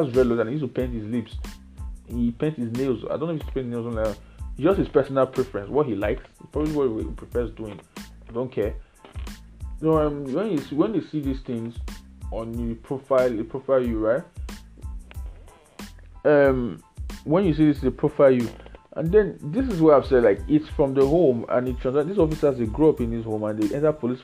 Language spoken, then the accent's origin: English; Nigeria; I'm Nigerian. I can only speak about Nigerian things. So I don't know. I didn't grow up in any other society but Nigeria, and I know Nigeria very well